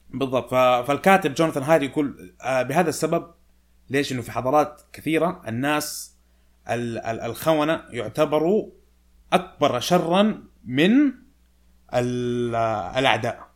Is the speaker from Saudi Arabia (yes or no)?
yes; Saudi Arabia; فأنا وأنت سعوديين